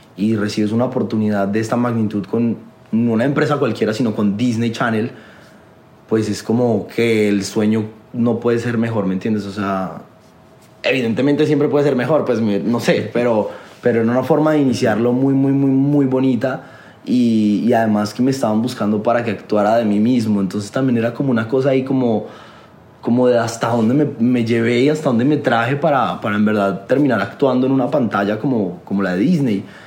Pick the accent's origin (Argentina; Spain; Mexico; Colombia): Colombia; also born or lived in Los Angeles; a mí como colombiano